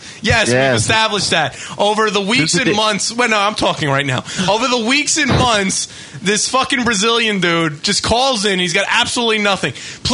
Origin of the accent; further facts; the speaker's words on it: United States; We're from the United States.